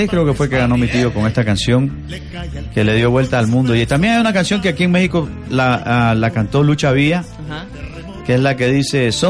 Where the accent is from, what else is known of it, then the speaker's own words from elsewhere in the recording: Somoto, Madriz, Nicaragua; No, yo soy del norte, yo soy de Somoto.